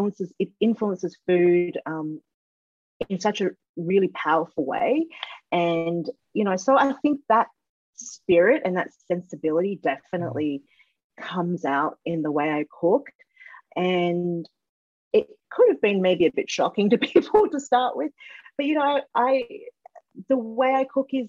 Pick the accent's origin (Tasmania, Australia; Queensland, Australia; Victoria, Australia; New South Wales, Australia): New South Wales, Australia; Sydney; from Sydney. I'm from